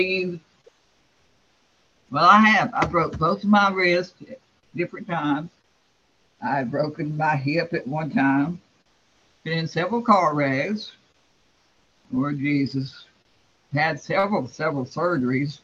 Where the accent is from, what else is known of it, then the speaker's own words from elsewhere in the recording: Florida, United States; I was raised in Florida